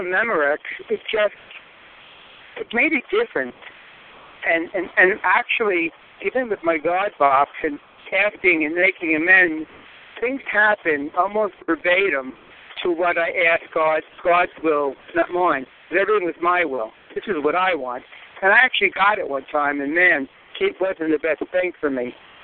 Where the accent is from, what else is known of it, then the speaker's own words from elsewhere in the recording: New York City, New York, United States; moved away as an adult; I moved away in the 80s from Queens, Rockaway Beach to the state. And when I came, before I retired, I moved back to where I was brought up